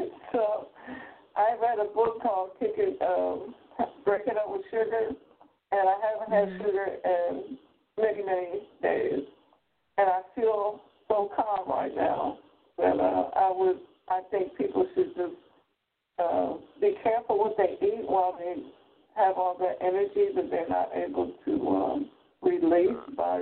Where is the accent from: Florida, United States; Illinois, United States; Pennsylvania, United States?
Pennsylvania, United States; Philadelphia; born there; I was born in Philly at 19th and South in a house with a midwife.